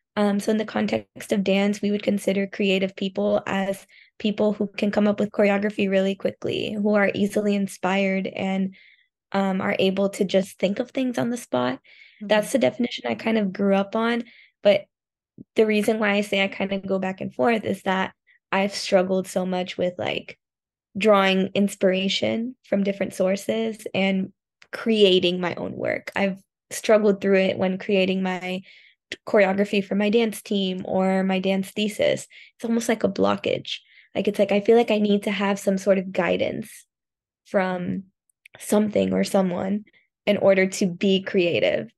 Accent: Miami, Florida, United States; moved away as an adult; now in Osaka, Japan; I'm from Miami

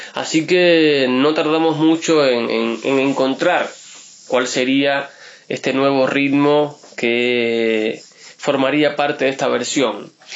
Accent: Río Negro, Argentina

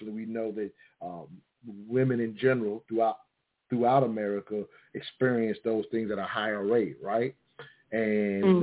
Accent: the South, United States; I'm growing up in the South

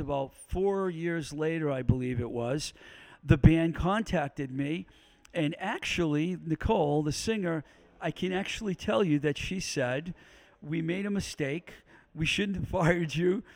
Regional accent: Webster, Massachusetts, United States; now in Pittsburgh, United States; his dad was born in Webster, born in the same hospital that I was born

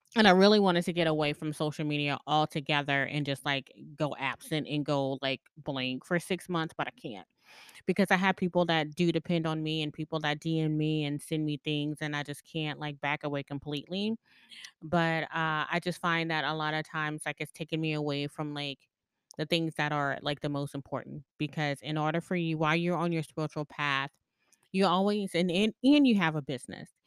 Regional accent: the South, United States; I grew up in the South

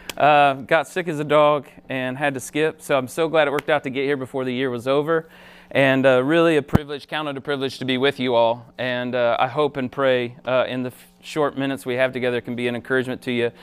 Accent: Ohio, United States; moved away as an adult; I grew up in Ohio, moved here fifteen years ago to help start Summit Church

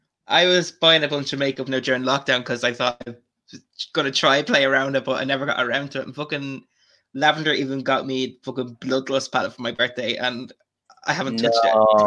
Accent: Ashbourne, Leinster, Ireland; from Ashburn.

